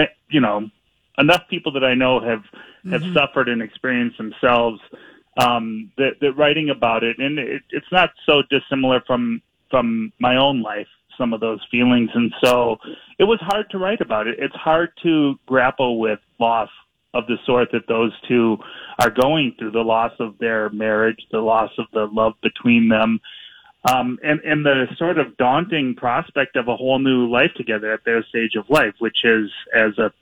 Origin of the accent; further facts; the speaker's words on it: Minneapolis, Minnesota, United States; I grew up here in Minneapolis and mm-hmm. and have lived here for just about my whole life